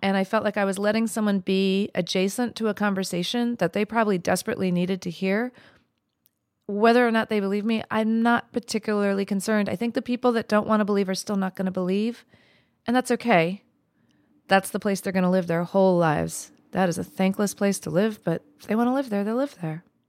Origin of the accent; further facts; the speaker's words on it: New Mexico, United States; my life growing up in New Mexico as an East Indian woman